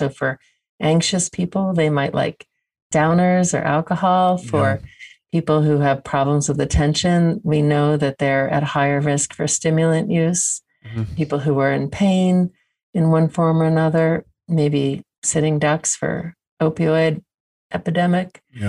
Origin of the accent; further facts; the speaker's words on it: New Jersey, United States; I grew up not In New Jersey, which is near New York. So very urban, but upper middle class, quiet community.